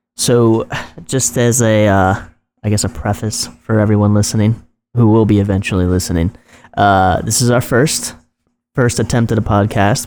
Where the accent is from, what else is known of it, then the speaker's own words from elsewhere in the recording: New Jersey, United States; this weird pocket of Jersey